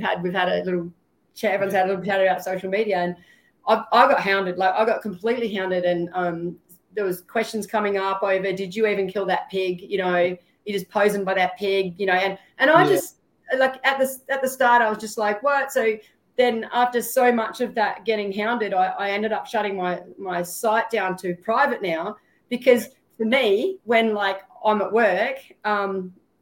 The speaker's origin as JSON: {"language": "English", "town": "Port Augusta", "region": "South Australia", "country": "Australia", "tie": "born or raised there", "also_born_or_lived": "Darwin, Northern Territory", "moved": "yes", "lives_now": "Townsville, Australia", "said": "when I grew up in Bungala and Pitjantjatjara community down Coltana and Port Augusta way"}